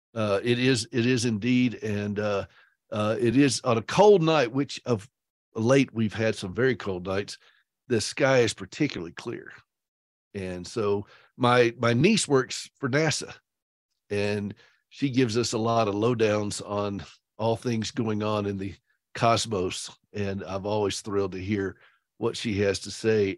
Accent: South Carolina, United States; I am from South Carolina, so I like to say low country

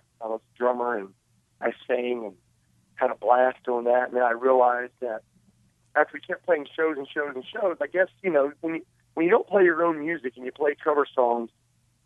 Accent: Princeton, West Virginia, United States; moved away; my hometown of Princeton, West Virginia

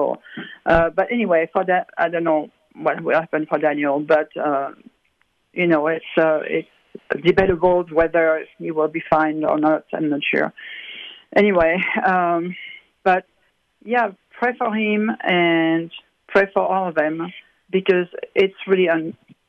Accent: France; now in United States; I came from France, which is a pretty atheist, and it was wonderful, and the people were so welcoming and all that.

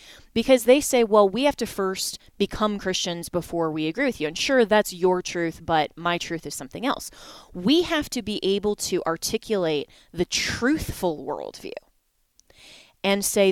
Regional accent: Colorado, United States; here in my home state of Colorado

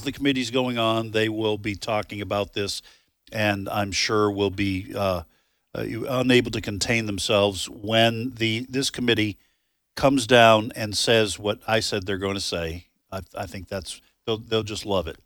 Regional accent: United States; I'm American

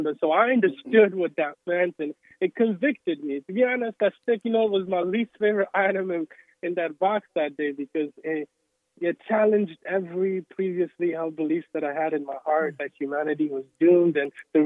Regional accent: Togo; moved away; when we grew up in Togo, Togo is known for a lot of the people in our village specifically were witch doctors

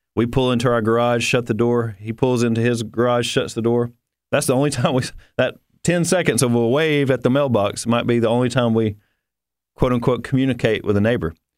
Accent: the South, United States; I'm from the South

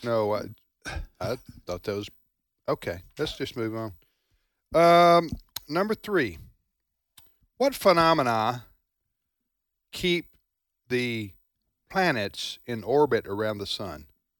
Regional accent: Missouri, United States; born there; I was born in Missouri.

